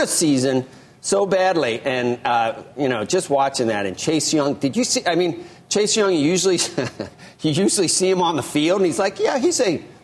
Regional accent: Southwestern Ohio, United States; I'm from Southwestern Ohio

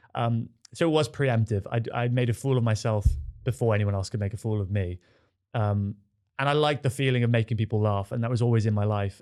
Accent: Devon, South West England, United Kingdom; now in London, United Kingdom; I grew up in Devon in a village

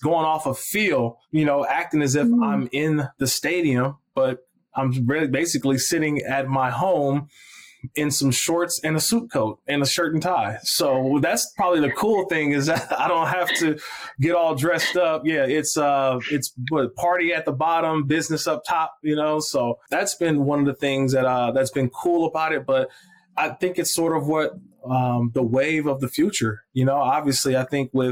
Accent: Oakland, California, United States; I'm born and raised in Oakland, California.

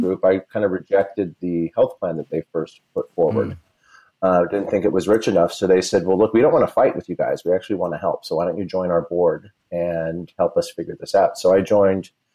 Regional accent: Simi Valley, California, United States; also born or lived in New York; now in Los Angeles, United States; I grew up in Simi Valley, California

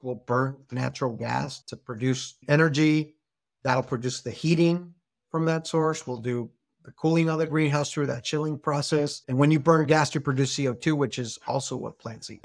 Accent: Hermosillo, Sonora, Mexico; moved away as an adult; Grew up with me in Hermosillo since we're kindergarten.

